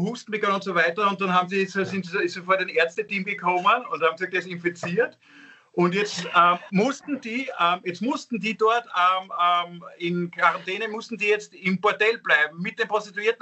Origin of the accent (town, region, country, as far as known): Vienna, Austria